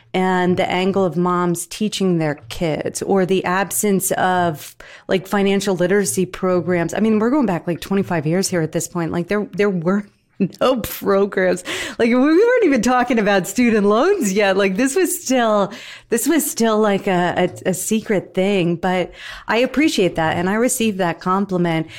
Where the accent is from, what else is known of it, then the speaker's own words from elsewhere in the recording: New Jersey, United States; I'm from Jersey, okay? Dirty Jersey